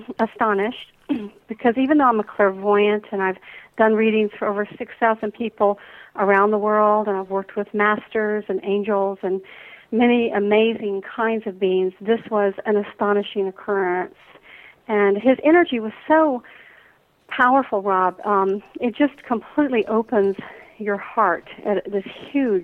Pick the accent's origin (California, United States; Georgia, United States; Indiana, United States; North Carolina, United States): Georgia, United States; Atlanta; growing up in the Deep South here in Atlanta, right. Georgia